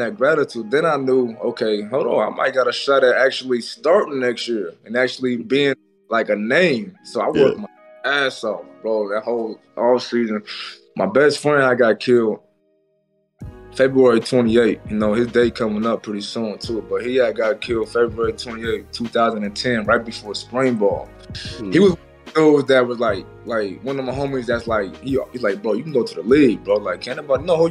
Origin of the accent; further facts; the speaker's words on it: Portland, Oregon, United States; we grew up together in Portland